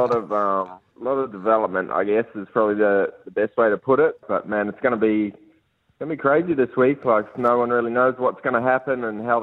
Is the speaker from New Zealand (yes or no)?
yes; Auckland, New Zealand; Growing up in South Auckland